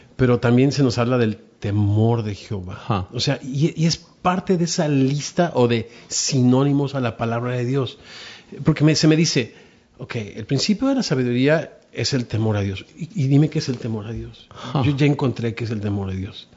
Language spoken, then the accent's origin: Spanish; Mexico; como decimos en México